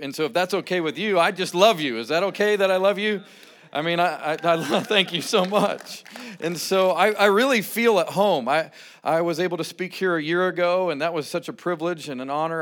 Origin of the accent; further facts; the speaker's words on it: Rocky Mountains of Colorado, United States; moved away as an adult; originally born and raised in the Rocky Mountains of Colorado